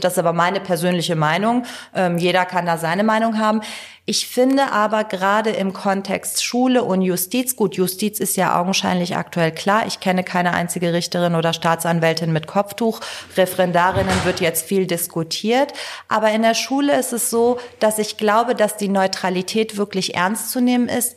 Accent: Cologne, North Rhine-Westphalia, Germany; also born or lived in Tehran, Iran / northern Iran; ich bin in Köln-Kalk groß geworden.

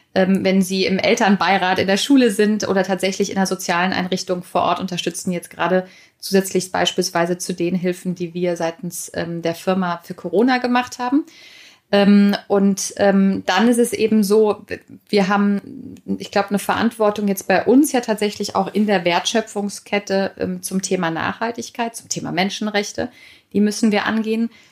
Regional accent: Germany; bei uns in Deutschland

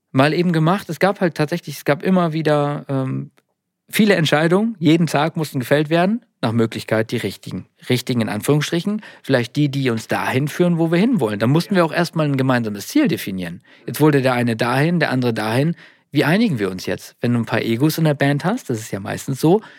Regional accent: Nordhorn, Lower Saxony, Germany; ich komme aus Nordhorn

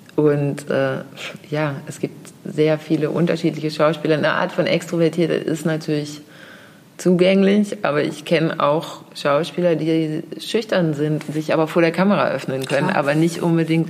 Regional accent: Hamburg, Germany; dass ich hier in Hamburg geboren bin, Absolut, in Eimsbüttel

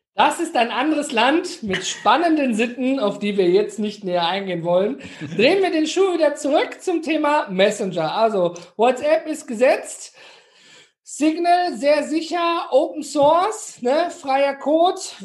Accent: Ruhr area, North Rhine-Westphalia, Germany; Ich komme hier aus dem Ruhrgebiet.

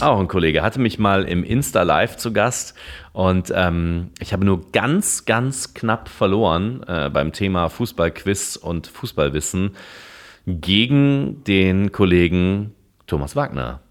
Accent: Cologne, North Rhine-Westphalia, Germany; bin ich natürlich Kölner

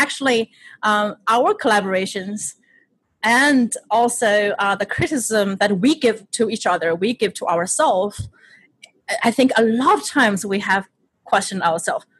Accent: Shanghai, China; moved away as an adult; now in United States; I am born and raised in Shanghai, China, and I moved to the United States not until when I was 20.

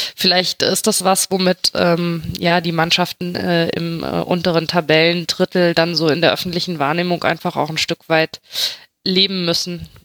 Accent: Mainz, Rhineland-Palatinate, Germany; als Mainzer

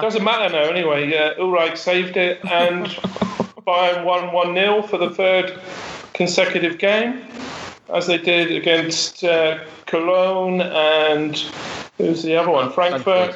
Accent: England, United Kingdom; an Englishman

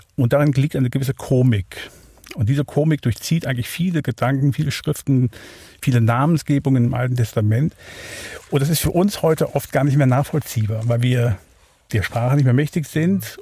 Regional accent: Wuppertal, North Rhine-Westphalia, Germany; now in Neuhausen, Switzerland; Ich bin äh, geboren in Wuppertal, Barmen, also in Deutschland, aufgewachsen dort

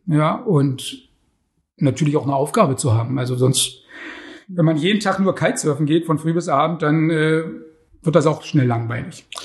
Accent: Germany; Ursprünglich bin ich ja in der DDR groß geworden

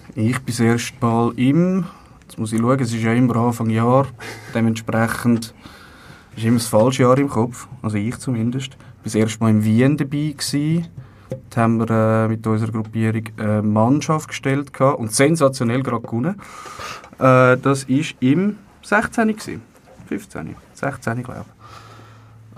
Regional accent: Zurich, Switzerland; Ich bin, das ist nicht so eine große Überraschung, aus Zürich.

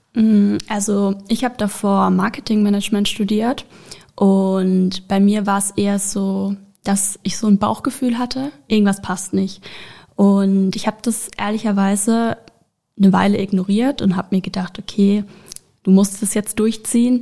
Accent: Karlsruhe, Baden-Württemberg, Germany; ich bin auch 22 Jahre alt und ich komme aus Karlsruhe

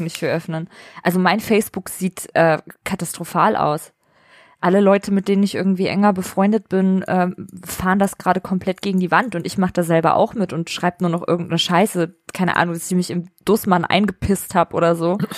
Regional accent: Vellmar, Hesse, Germany; wo ich herkomme, aus der Nähe von Kassel

